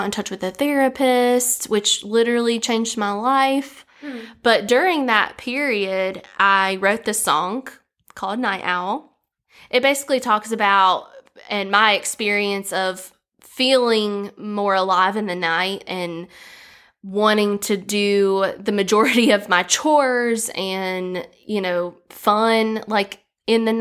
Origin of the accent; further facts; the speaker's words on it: Galax, Virginia, United States; I'm from Galax, Virginia, and I was born and raised there